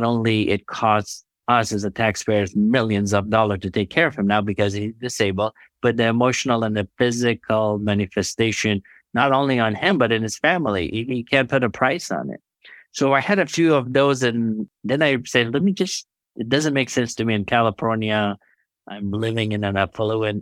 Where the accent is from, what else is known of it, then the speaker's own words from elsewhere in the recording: Afghanistan; now in United States; I'm from Afghanistan. I was born in a place where healthcare system was non-existent